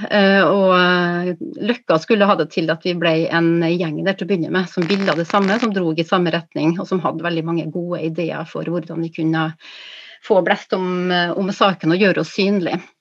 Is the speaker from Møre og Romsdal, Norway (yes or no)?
yes; Kristiansund, Møre og Romsdal, Norway; Ja, jeg kommer fra Kristiansund. Jeg er født der, så jeg er født på fødeavdelinga